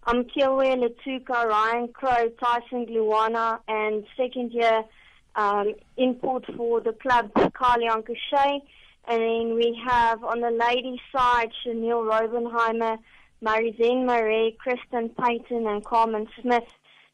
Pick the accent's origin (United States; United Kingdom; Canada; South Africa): South Africa; going to represent as a South African at the tournament as a technical judge